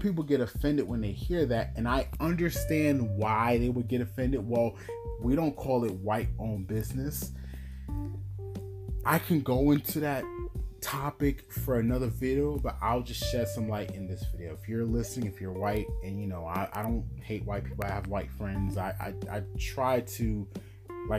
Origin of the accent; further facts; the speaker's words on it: New York, United States; I'm from New York